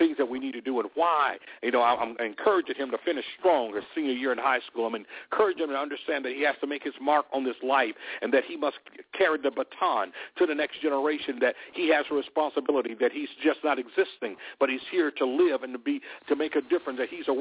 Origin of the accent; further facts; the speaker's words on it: Selma, Alabama, United States; I was born and raised in Selma, Alabama